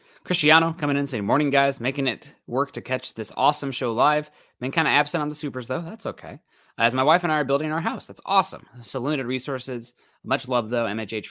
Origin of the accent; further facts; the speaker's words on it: Iowa, United States; Yeah, born and raised in that. I guess born and raised in Iowa.